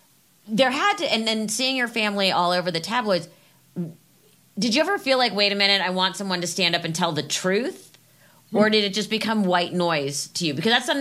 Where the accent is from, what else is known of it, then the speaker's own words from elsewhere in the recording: Los Angeles, California, United States; Because I grew up in LA.